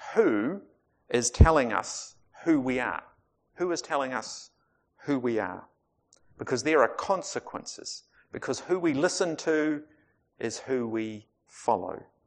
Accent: Otago, New Zealand; I grew up in Otago

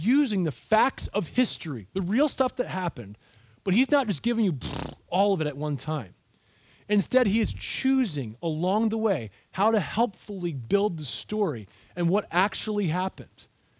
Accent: United States

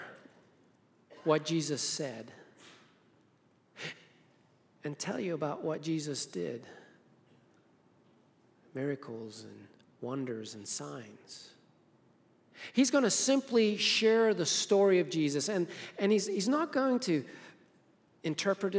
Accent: Harare, Zimbabwe; moved away; I was born in Zimbabwe, Africa, grew up in the suburbs of the capital city called Harare

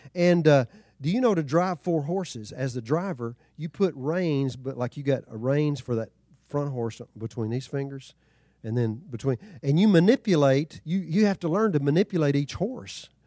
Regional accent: Texas, United States; growing up in Texas

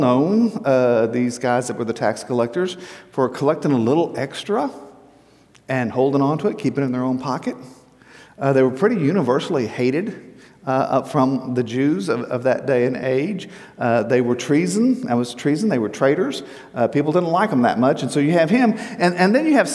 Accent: Texas coast, United States; I grew up on the Texas coast.

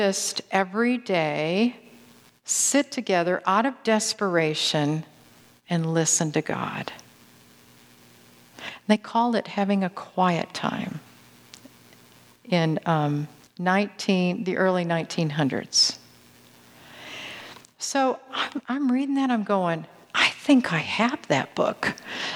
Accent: Grand Rapids, Michigan, United States; I grew up in Grand Rapids, Michigan

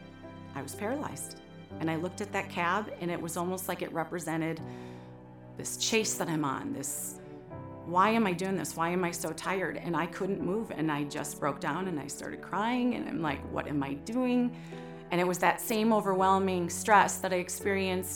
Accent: Hugo, Minnesota, United States; I grew up in Hugo, Minnesota.

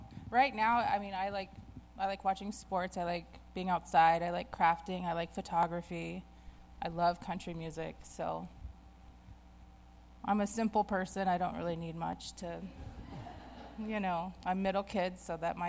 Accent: Dallas, Texas, United States; I grew up in Dallas

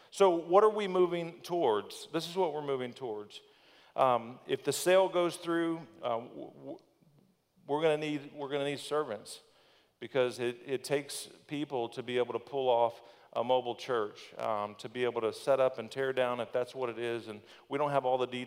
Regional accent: Thonotosassa, Florida, United States; also born or lived in Plant City, Florida / Brandon, Florida; I've lived growing up in Thanodosassa

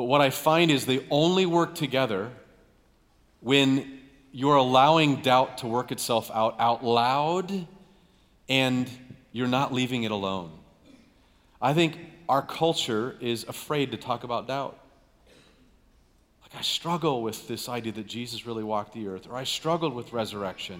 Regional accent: United States; we grew up here in America

